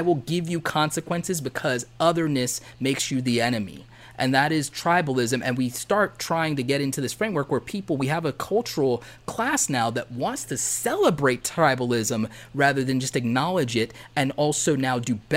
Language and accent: English; the South, United States; I grew up in the South